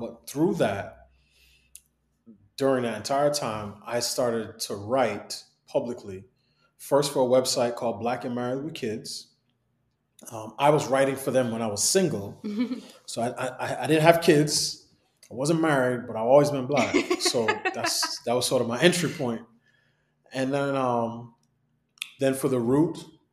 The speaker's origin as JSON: {"language": "English", "town": "New York City", "region": "New York", "country": "United States", "tie": "born or raised there", "said": "I grew up in New York City, in Queens. My parents are from Barbados"}